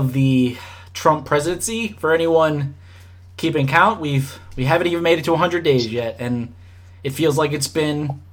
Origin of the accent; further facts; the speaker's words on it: Louisiana, United States; growing up in Louisiana